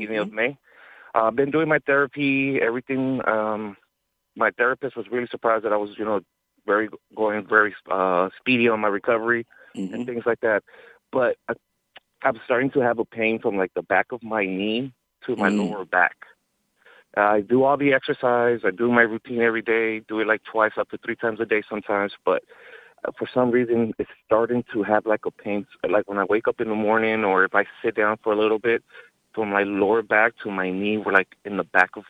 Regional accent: South Bay area, California, United States; I always grew up in the South Bay area

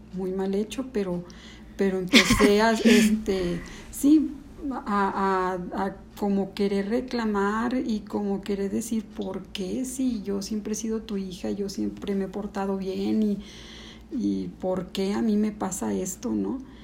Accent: León, Guanajuato, Mexico; also born or lived in Ciudad Juárez, Chihuahua; yo nací en Ciudad Juárez, llegué a vivir aquí a León como a los nueve años

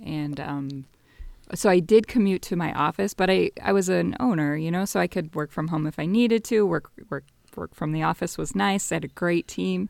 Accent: Las Vegas, Nevada, United States; moved away as an adult; also born or lived in Northern California / Bay Area; Born and raised in Vegas until about fifth grade, then moved to rural Nevada

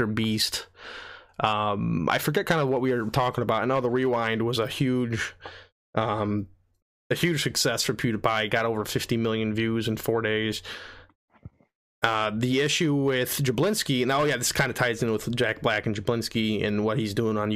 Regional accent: France; moved away; I grew up in France for 8 years

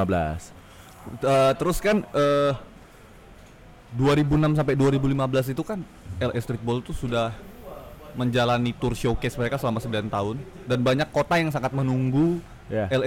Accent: Medan, North Sumatra, Indonesia; aku kayak balik ke kota aku itu ke Medan

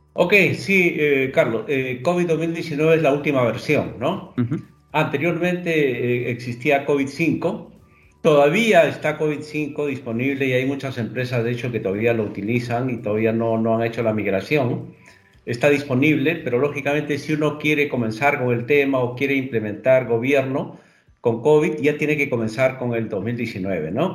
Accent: Peru; efectivamente soy peruano. Actualmente estoy en Lima.

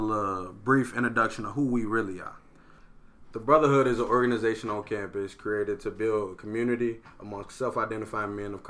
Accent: Chicago, Illinois, United States; moved away as an adult; I'm from Chicago.

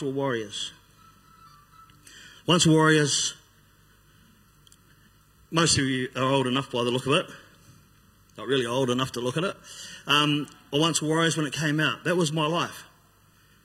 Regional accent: Christchurch, Canterbury, New Zealand; I grew up on Brighton, on the east side of town.

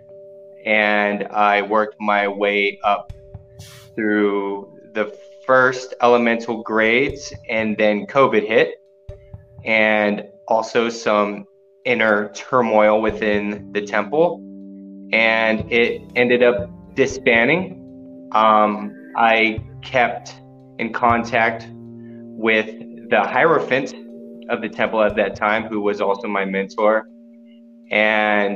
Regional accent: San Diego, California, United States; now in Colorado, United States; I am originally from San Diego, California, but I live out here in Colorado at the moment

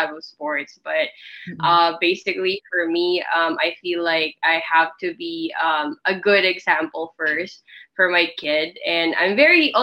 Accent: Philippines; moved away as an adult; also born or lived in Korea; I was born and raised here in the Philippines

